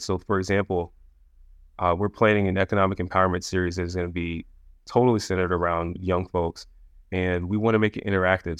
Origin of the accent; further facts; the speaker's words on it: Anne Arundel County, Maryland, United States; also born or lived in Forest Heights, Maryland; I grew up in Anne Arundel County, so in Maryland. My dad was in the Army, and we moved around a little bit you know, the beginning, early peri-, uh, period of my life, but I grew up in Maryland, so Maryland is home